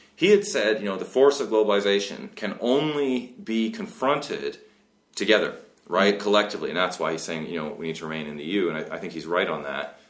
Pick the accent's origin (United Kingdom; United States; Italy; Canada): Canada; West Coast of Canada; I grew up in West Coast of Canada